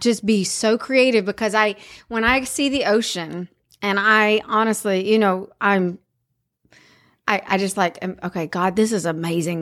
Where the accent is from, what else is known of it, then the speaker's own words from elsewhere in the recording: South Carolina, United States; I'm from South Carolina.